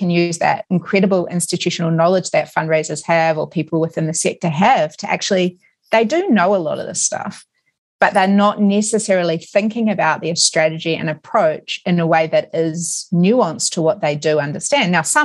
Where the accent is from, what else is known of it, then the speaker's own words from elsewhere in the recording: New Zealand; moved away; I grew up in New Zealand